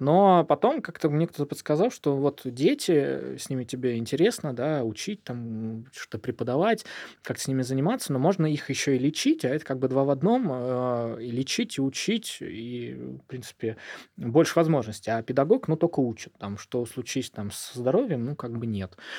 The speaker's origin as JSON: {"language": "Russian", "town": "Volzhsky", "region": "Volgograd Oblast", "country": "Russia", "tie": "born or raised there", "also_born_or_lived": "Urals", "moved": "as an adult", "lives_now": "Saint Petersburg, Russia", "said": "Я родился на Урале, но прожил там буквально несколько дней. И меня в младенчестве перевезли э, в город Волжский, это под Волгоградом, это степи, это «Плюс 40 в тени», и там я прожил 17 лет"}